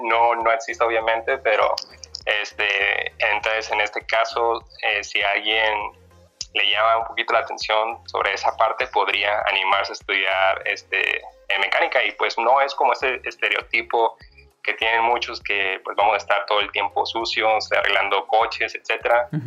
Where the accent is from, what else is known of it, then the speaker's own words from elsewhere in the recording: Zamora, Michoacán, Mexico; moved away as an adult; now in Guadalajara, Mexico; soy de Zamora, Michoacán